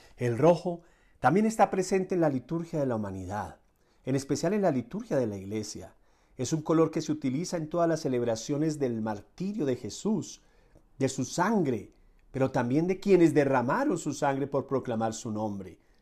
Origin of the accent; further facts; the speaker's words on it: Colombia; lo he vivido yo desde niño, en familia, en mi país, Colombia